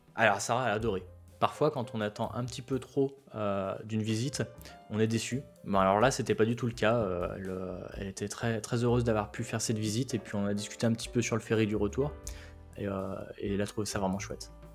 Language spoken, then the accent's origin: French; France; accent: French; je suis français alors j'essaie de parler américain et en limitant mon accent